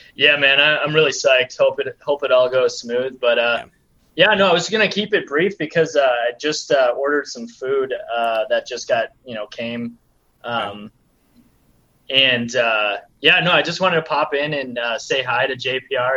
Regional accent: Minnesota, United States; I was born and uh, born and raised in Minnesota

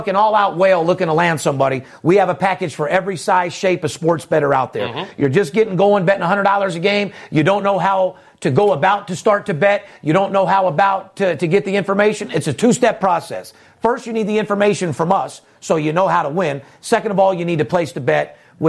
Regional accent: Las Vegas, Nevada, United States; Third generation born and raised in Las Vegas.

